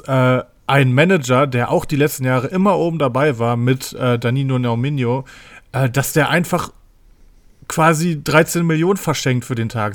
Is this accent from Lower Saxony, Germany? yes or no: no; Paderborn, North Rhine-Westphalia, Germany; Bei uns in Paderborn